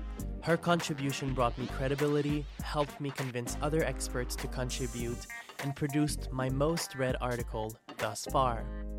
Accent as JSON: {"language": "English", "town": "Trois-Rivières", "region": "Quebec", "country": "Canada", "moved": "yes", "lives_now": "Toronto, Canada", "said": "I'm a bilingual Canadian marketer and writer. I'm originally from Trois-Rivières, which I'm very proud of, and I currently reside in Toronto."}